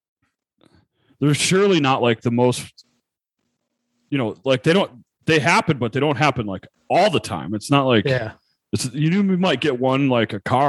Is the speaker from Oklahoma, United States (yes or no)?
no; Buffalo, New York, United States; moved away; I was in Buffalo, so my hometown